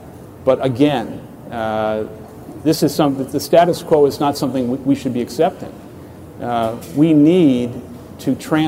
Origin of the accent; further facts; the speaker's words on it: New York City, New York, United States; Well, I grew up in Canarsie and the Baby Projects.